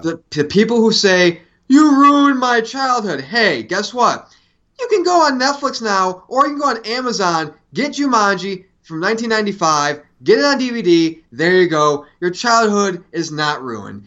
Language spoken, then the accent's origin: English; Syracuse, New York, United States; when I was a kid growing up in Syracuse, New York